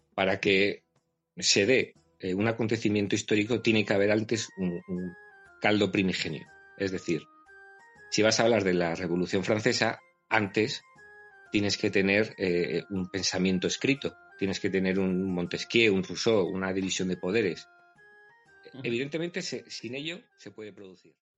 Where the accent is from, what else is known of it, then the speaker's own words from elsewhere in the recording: Miranda de Ebro, Castile and León, Spain; Yo soy burgalés, nací en una localidad, Miranda de Ebro